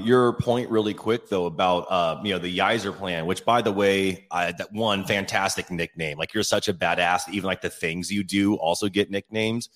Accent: Olympia, Washington, United States; moved away; I'm from Olympia slash Lacey.

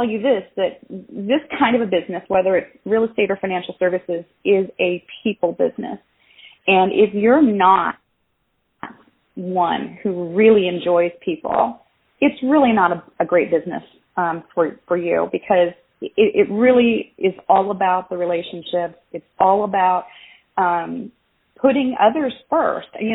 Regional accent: Tennessee, United States; moved away as an adult; also born or lived in Virginia; I moved from Virginia back to Tennessee, where I call it my growing up years, for my high school years is where I lived

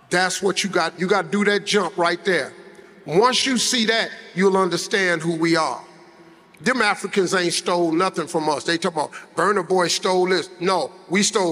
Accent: United States; I'm from the United States

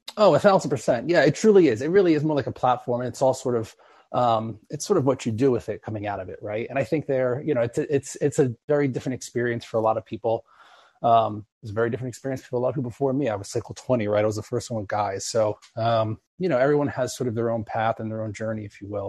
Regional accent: East Coast, United States; now in Los Angeles, United States; I'm originally from the East Coast

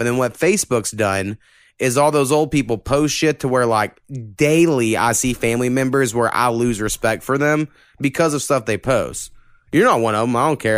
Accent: Texoma, Oklahoma, United States; I almost feel like I'm from Texoma more than me saying I'll be from Oklahoma.

